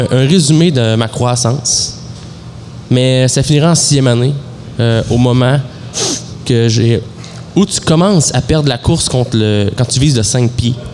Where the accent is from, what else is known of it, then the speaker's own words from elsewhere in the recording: Amos, Quebec, Canada; J'habite à Rouen, je viens d'Amos. J'ai la Gaspésie dans l'âme, l'humeur de la métropole